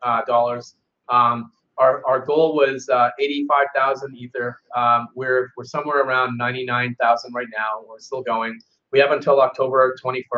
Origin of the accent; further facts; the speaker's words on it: Seattle, Washington, United States; I'm from Seattle